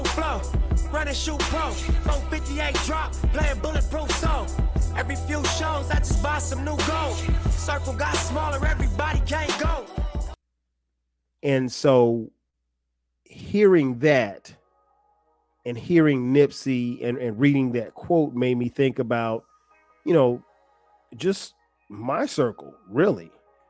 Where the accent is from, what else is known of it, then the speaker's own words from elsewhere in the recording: Florence, South Carolina, United States; now in Atlanta, United States; we grew up together in Florence, South Carolina